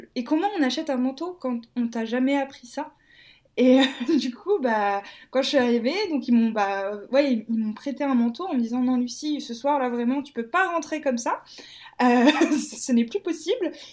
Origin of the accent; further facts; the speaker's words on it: Martinique; moved away as an adult; also born or lived in Metropolitan France; now in Lyon, France; Je suis arrivée, j'avais 8 ans, si je ne me trompe pas. D'accord. Donc je suis arrivée en 2006. Et je suis partie de la Martinique 2017-2018